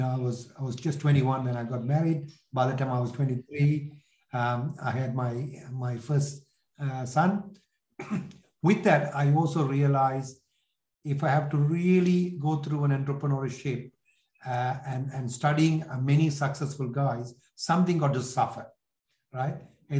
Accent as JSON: {"language": "English", "country": "Sri Lanka", "tie": "born or raised there", "also_born_or_lived": "London, United Kingdom", "second_language": "English", "moved": "as an adult", "said": "So if you get it from my accent, which is sort of lost over a period of time, I'm originally from Sri Lanka. I was born in Sri Lanka, left at the age of 18 after finishing my secondary school, and went to London, did my degree there"}